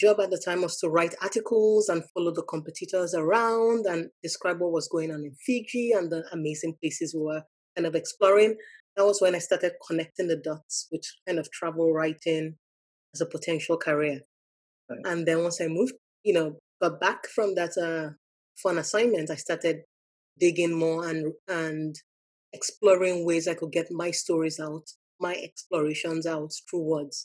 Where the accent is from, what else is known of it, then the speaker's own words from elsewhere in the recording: Lagos, Nigeria; moved away as an adult; also born or lived in Maryland, United States; now in United States; I grew up in Lagos, Nigeria.